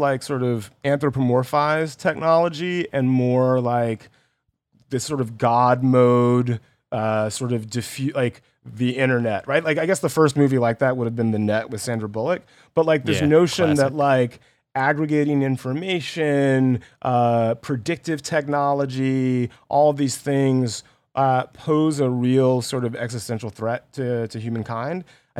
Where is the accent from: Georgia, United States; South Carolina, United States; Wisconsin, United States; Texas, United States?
Georgia, United States; Columbus; I grew up in Georgia, in Columbus.